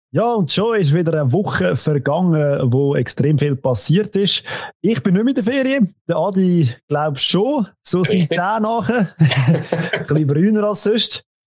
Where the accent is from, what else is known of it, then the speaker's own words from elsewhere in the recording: Central Switzerland, Switzerland; bei uns in der Zentralschweiz